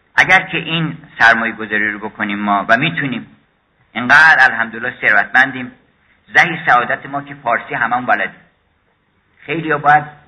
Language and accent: Persian; Iran; first language Persian; زبان فارسی که زبان مادریمون هست این خیلی قنیمتی یه موهبت الهیه از غذای روزگار ما اومدیم در ایران